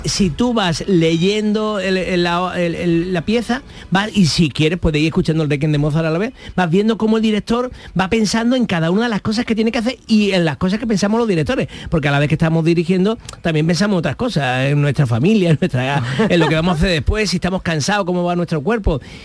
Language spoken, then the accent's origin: Spanish; Málaga, Andalusia, Spain; como malagueño